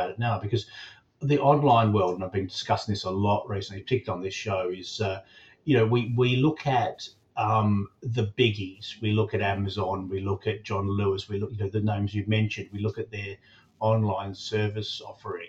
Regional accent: Australia; now in United Kingdom; I talk as an Australian who's lived here a long time

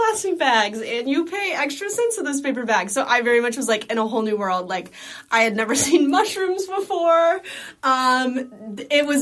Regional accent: Dallas, Texas, United States; also born or lived in Boston; I'm from Dallas, Texas, but I mean, I was born in Boston

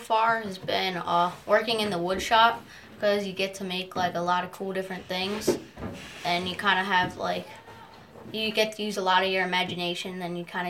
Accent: Baltimore, Maryland, United States; I come from Baltimore, Maryland.

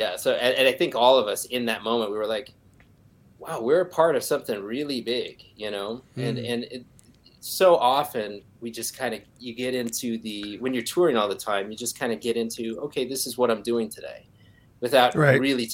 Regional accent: Minneapolis, Minnesota, United States; I'm from Minneapolis

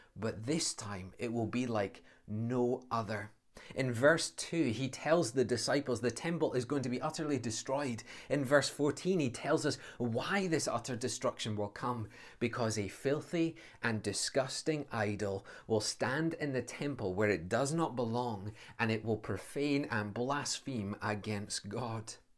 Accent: Scotland, United Kingdom; as a Scotsman

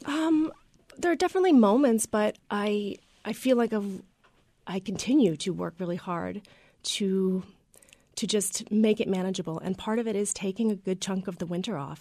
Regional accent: Freedom, Maine, United States; I grew up in Freedom, and my dad had a little diner

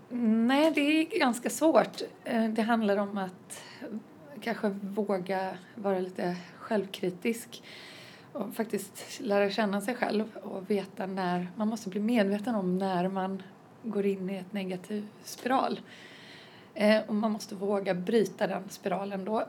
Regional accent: Varberg, Halland County, Sweden; från Halland, eh, Varberg närmare bestämt

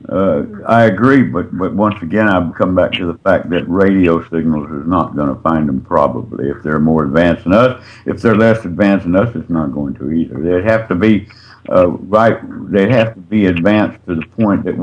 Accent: the South, United States; I'm from the South

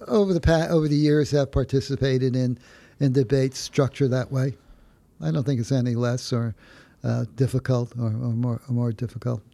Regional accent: New Haven, Connecticut, United States; I was a product of the city of New Haven. Uh, uh, where I went to school in the city of New Haven

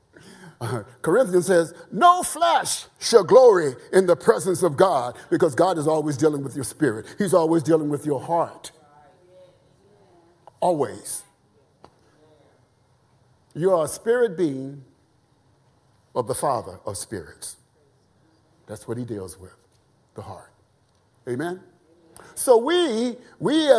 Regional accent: the South, United States; I was raised in the South.

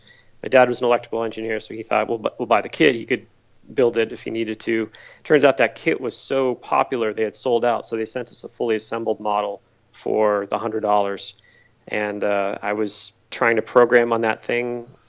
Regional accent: Massachusetts, United States; accent: Boston; Yeah, I was born and raised in Massachusetts. You don't hear it in my accent. I don't really have a Boston accent anymore

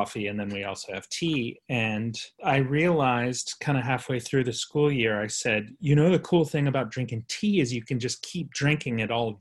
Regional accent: Norfolk, Virginia, United States; moved away; also born or lived in North Carolina; I'm from Norfolk

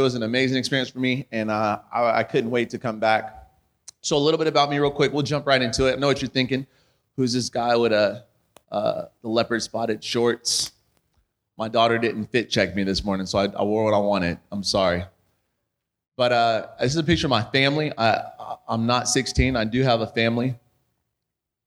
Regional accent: California, United States; now in Arizona, United States; we're from California, and then we moved to Arizona

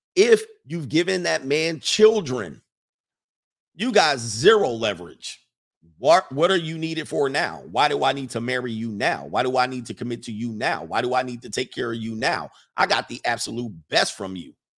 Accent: Los Angeles, California, United States; Not only am I from the West Coast, I'm from the Valley in, in California. I'm not from Compton or South Central. I'm from the San Fernando Valley. I'm a valley boy

